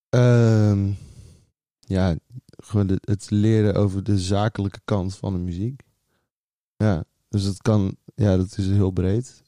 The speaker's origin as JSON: {"language": "Dutch", "town": "Goes", "region": "Zeeland", "country": "Netherlands", "tie": "born or raised there", "moved": "yes", "said": "Ik ben opgegroeid in Goes, Zeeland"}